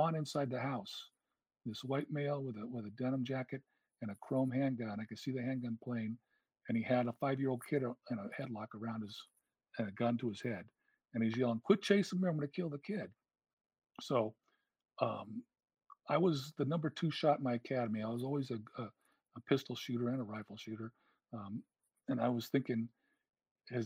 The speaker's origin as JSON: {"language": "English", "region": "California", "country": "United States", "tie": "born or raised there", "said": "It was in my hometown. I knew the area"}